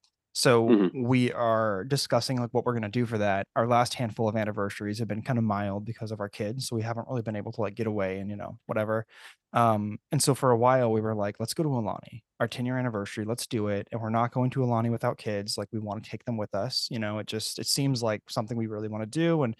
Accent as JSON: {"language": "English", "area": "San Francisco Bay Area", "region": "California", "country": "United States", "tie": "born or raised there", "also_born_or_lived": "Virginia", "moved": "as an adult", "lives_now": "Baltimore, United States", "said": "I grew up on the West Coast in the San Francisco Bay Area."}